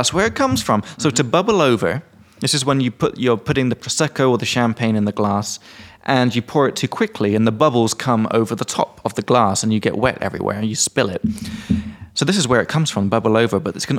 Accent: England, United Kingdom; now in Czech Republic; from England.

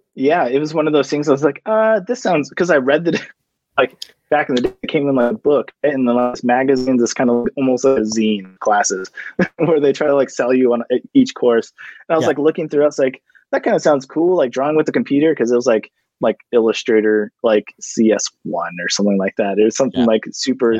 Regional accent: Orange, California, United States; born and raised in Orange County

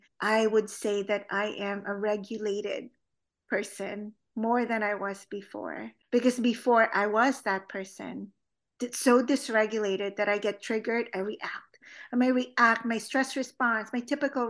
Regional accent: Philippines; now in United States; growing up in the Philippines and growing up in an all-girls school

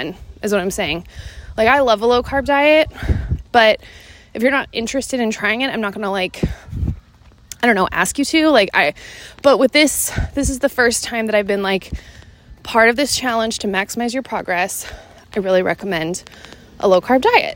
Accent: Seattle, Washington, United States; moved away as an adult; my hometown of Seattle, Washington

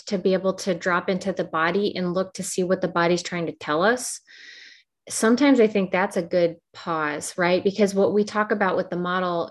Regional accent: Midwest, United States; I grew up in the Midwest.

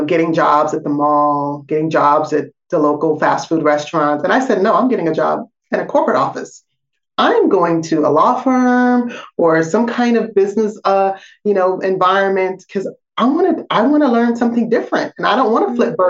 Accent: Portland, Oregon, United States; You know, I grew up in Portland, Oregon.

